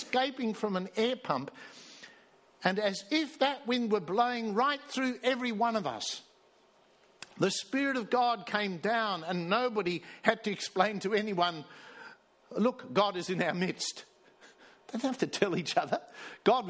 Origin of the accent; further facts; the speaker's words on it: South Africa; also born or lived in Sydney, Australia; now in Australia; I was born in Sydney. I grew up in South Africa and then I came back here to Australia and got converted